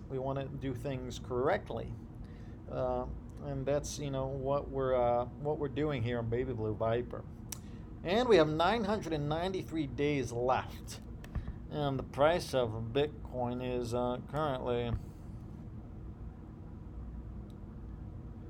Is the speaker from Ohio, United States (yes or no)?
yes; Ohio, United States; I grew up in Ohio